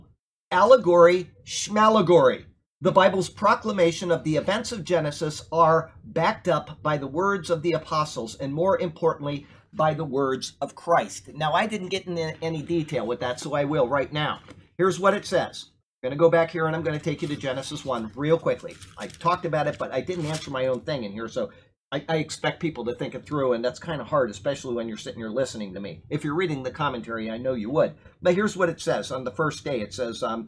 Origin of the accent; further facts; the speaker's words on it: Sarasota, Florida, United States; I was brought up here in Sarasota, Florida. I went to Riverview High School.